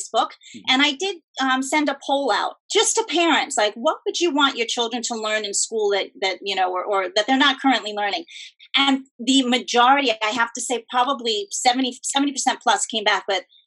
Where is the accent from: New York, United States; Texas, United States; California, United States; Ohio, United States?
New York, United States; I'm from New York